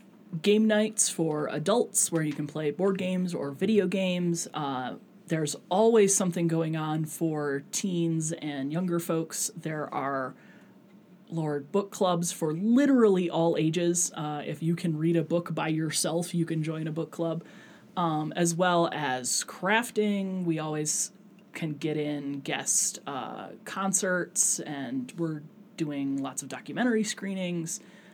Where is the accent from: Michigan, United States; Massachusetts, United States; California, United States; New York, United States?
Michigan, United States; Saginaw; now in Klamath Falls, United States; Yeah, I'm originally from Saginaw, Michigan. So mid-Michigan.